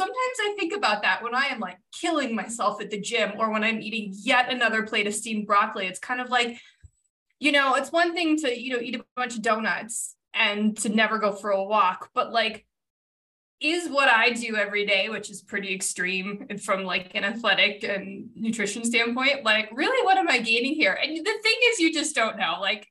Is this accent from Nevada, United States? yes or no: yes; Reno, Nevada, United States; I grew up in Reno, Nevada